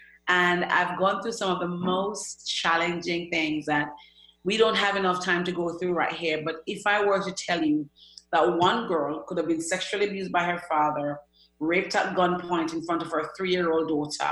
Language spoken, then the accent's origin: English; Jamaica; now in United Kingdom; I'm from Jamaica, a very little island